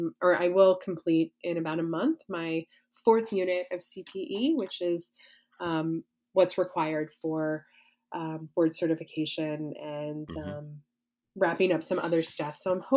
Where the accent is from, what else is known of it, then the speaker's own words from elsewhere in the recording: the South, Southern United States, United States; as a Southerner